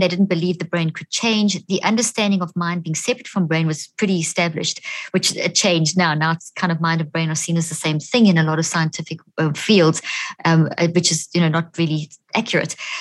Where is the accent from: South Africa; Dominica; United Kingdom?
South Africa; moved away as an adult; also born or lived in Zimbabwe; now in United States; I was born in Zimbabwe, grew up in South Africa, and I've been in the States for the last 13 years